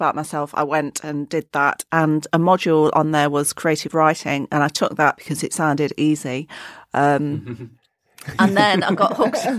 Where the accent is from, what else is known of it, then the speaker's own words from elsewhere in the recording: Burton upon Trent, West Midlands, United Kingdom; that smells like my hometown.